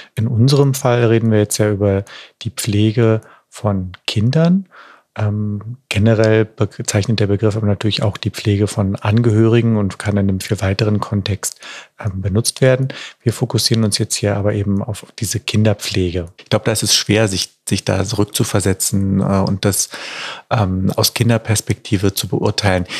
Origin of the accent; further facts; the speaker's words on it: Berlin, Germany; bei uns in Berlin